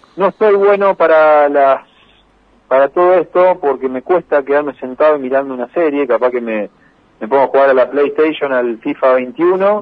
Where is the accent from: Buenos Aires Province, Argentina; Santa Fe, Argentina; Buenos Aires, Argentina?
Santa Fe, Argentina; Las Parejas; las parejas, donde me crié, donde, eh, digamos, me formo como persona día a día, eh, vivo acá